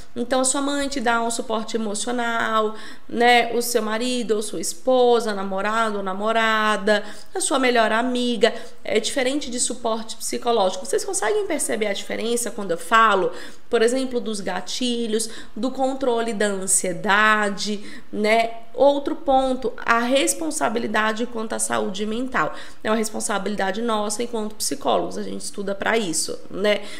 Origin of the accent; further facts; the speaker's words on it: São Paulo, Brazil; moved away as an adult; also born or lived in Recife; Eu sou de São Paulo, eu morei em Recife 11 anos, estou de volta em São Paulo.